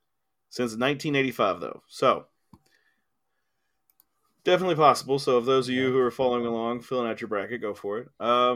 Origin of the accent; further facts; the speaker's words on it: Tennessee–Kentucky border, United States; growing up on the Tennessee-Kentucky border